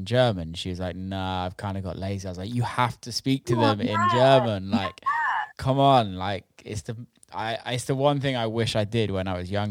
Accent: England, United Kingdom; I'm English

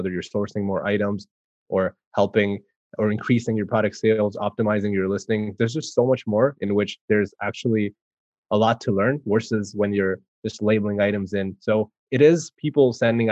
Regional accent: Canada; I'm from Canada

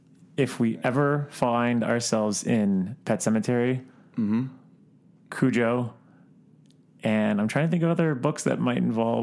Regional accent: Florida, United States; just growing up in Florida

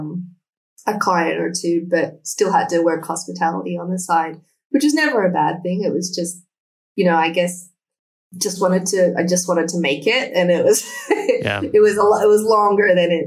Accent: Canberra, Australian Capital Territory, Australia; moved away as an adult; also born or lived in Sydney; We had moved from my hometown, Canberra, to Sydney by that point

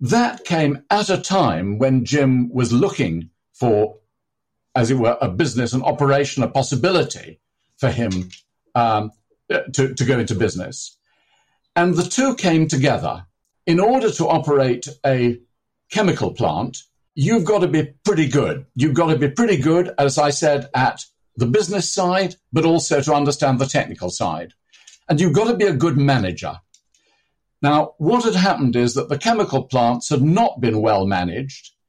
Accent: near Manchester, North West England, United Kingdom; I was born near Manchester

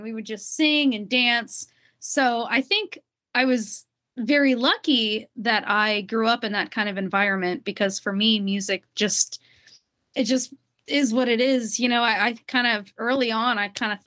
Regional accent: Greenville, Ohio, United States; also born or lived in Dayton, Ohio; now in Florida, United States; I was born in Dayton, Ohio. I grew up in Greenville, Ohio, though.

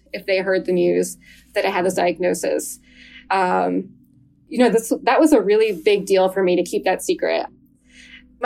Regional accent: New Jersey, United States; moved away as an adult; also born or lived in Western Massachusetts; now in Massachusetts, United States; I grew up in New Jersey

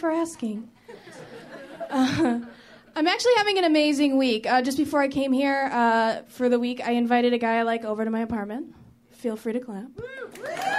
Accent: Chicago, Illinois, United States; I'm from Chicago

